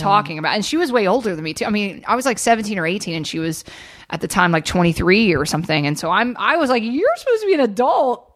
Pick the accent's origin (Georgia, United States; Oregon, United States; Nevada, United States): Georgia, United States; Atlanta; moved away; I grew up in Georgia.